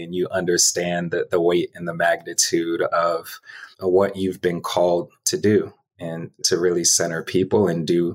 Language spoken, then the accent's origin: English; DeKalb County, Georgia, United States; also born or lived in Southeast Atlanta; I grew up in DeKalb County, about 30 minutes east of here